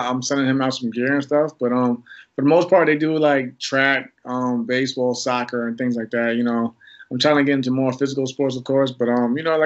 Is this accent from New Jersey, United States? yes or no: no; New York, United States; I'm from New York, so being in from New York during the whole 9/11 incident